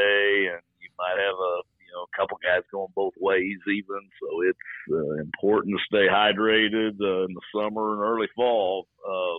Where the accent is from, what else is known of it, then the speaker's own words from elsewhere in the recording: the Ozarks of Missouri, United States; also born or lived in Alabama; now in Little Rock, United States; I grew up in the Ozarks of Missouri